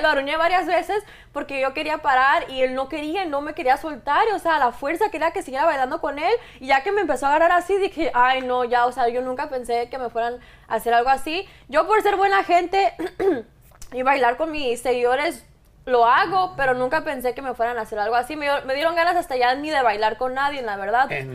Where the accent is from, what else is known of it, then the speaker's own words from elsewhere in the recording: Mexico; yo soy mexicana